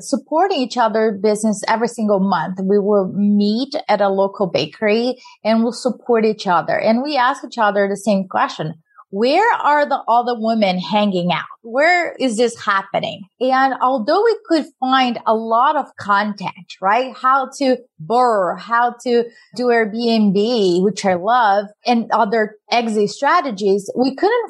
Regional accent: Brazil; moved away; I'm an immigrant from Brazil

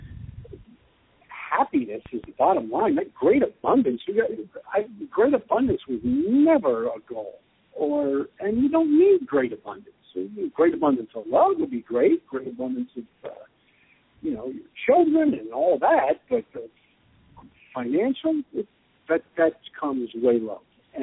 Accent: New York, United States; moved away as an adult; now in Austin, United States; being in New York my whole life

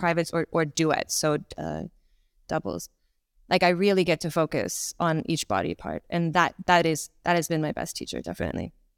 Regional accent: Toronto, Ontario, Canada; accent: Canadian; moved away as an adult; also born or lived in Ukraine / United Kingdom; now in Bangkok, Thailand; I was, uh, born in Ukraine. I grew up in Canada, in Toronto, and I spent my adult life in the U K

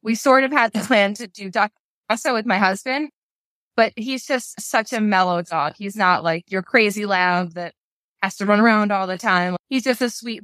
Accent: Long Island, New York, United States; I'm from Long Island

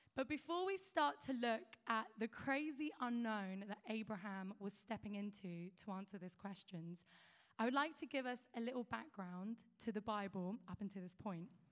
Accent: London, United Kingdom; moved away; also born or lived in a small town in the countryside; I'm from London, uh, where I was born and raised, and we moved to a small town in the countryside.

